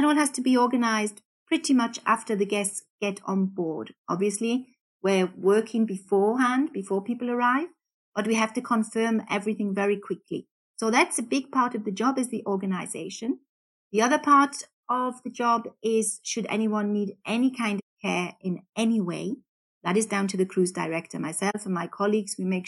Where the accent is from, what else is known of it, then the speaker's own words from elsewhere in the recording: Newcastle, North East England, United Kingdom; accent: Geordie; moved away as an adult; now in Austria; Well, actually, I'm from the UK, from Newcastle. I have lost my Geordie accent somewhat.